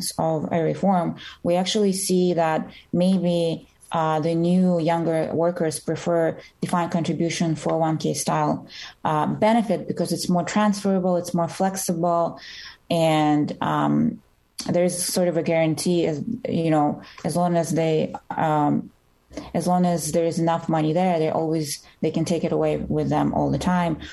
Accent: New York, United States; I am from New York State

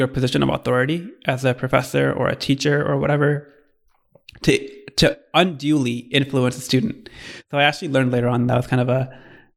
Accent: Michigan, United States; moved away as an adult; also born or lived in California; my background is I grew up in Michigan and then came out to Stanford for undergrad

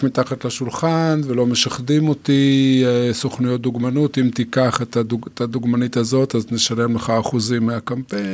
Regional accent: Yotvata, Southern District, Israel; אני קיבוצניק, נולדתי ביוטבתה

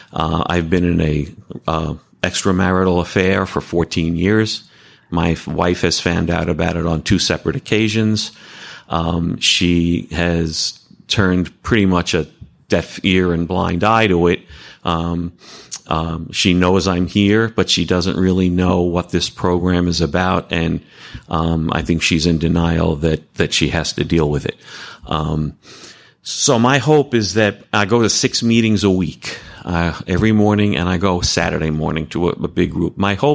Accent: New Jersey, United States; I'm a sexaholic, and I'm from Bergen County, New Jersey, not too far away from here.

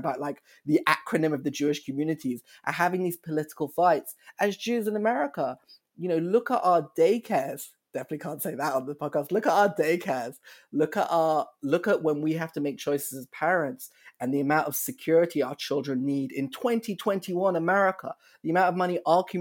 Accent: United Kingdom; accent: British; moved away as an adult; now in Chicago, United States

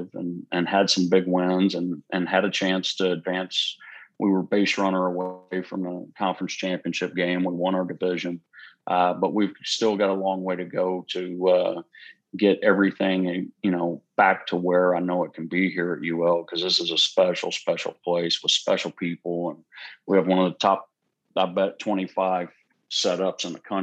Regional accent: Houston, Texas, United States; also born or lived in Huntsville, Texas; we're from the Houston area

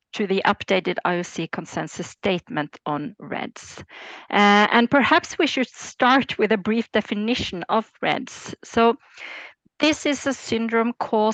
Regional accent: Norway; I'm born and raised in Norway, where I still live.

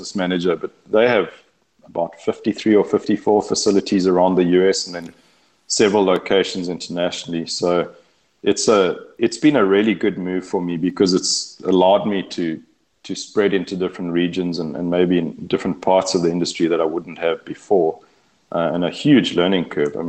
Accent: Eastern Cape, South Africa; moved away as an adult; now in Texas, United States; I was born and raised in the Eastern Cape of South Africa, and we were fifth generation on that farm

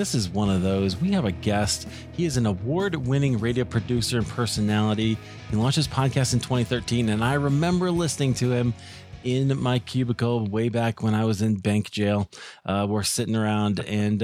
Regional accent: Des Moines, Iowa, United States; I grew up in Des Moines, Iowa

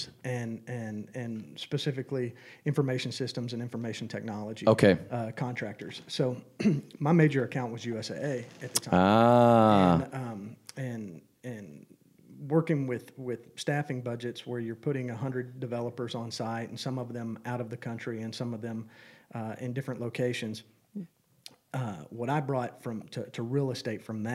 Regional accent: North Texas, United States; moved away as an adult; now in San Antonio, United States; I grew up in North Texas and went to school at Baylor

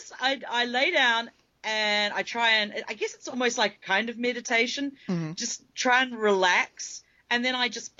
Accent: New Zealand; moved away as an adult; now in Manassas, United States; I'm living in Manassas, Virginia with T. I was born and raised in New Zealand, though, and I've been here now 7 years

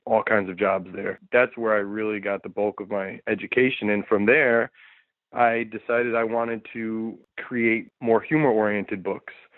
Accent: Connecticut, United States; moved away as an adult; also born or lived in New York; now in California, United States; I'm from the East Coast, I'm from Connecticut and New York, and those those are the places I've lived

